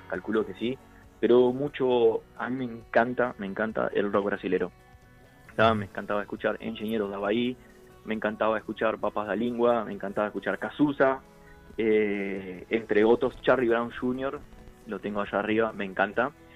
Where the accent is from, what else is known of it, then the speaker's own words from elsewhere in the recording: Artigas, Uruguay; now in Montevideo, Uruguay; soy de Artigas. Eh, radicado en Montevideo